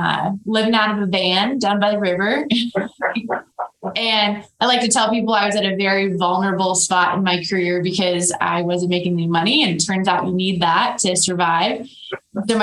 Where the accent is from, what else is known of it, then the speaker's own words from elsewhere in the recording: Colorado, United States; moved away as an adult; also born or lived in Pennsylvania; now in Montana, United States; I was born in Pennsylvania, but I claimed Colorado because that's all I remember